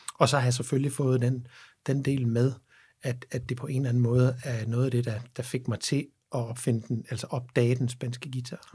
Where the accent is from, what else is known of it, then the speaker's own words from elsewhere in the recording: Havnbjerg, Southern Denmark, Denmark; og så er jeg opvokset i Havnberg på, på Als